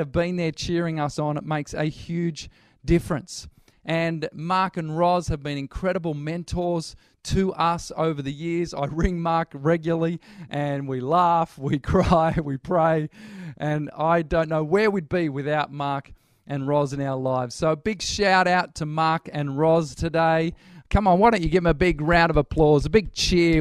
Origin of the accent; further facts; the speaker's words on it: Newcastle, New South Wales, Australia; moved away as an adult; now in Birmingham, United Kingdom; originally, we're from Newcastle.